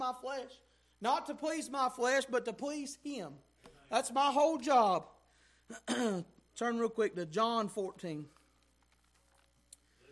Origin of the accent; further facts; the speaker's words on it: United States; Us as American Christians